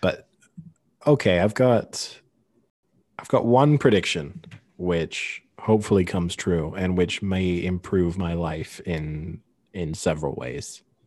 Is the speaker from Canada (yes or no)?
no; Paris, Île-de-France, France; I was born in Paris, I have avoided ever taking French nationality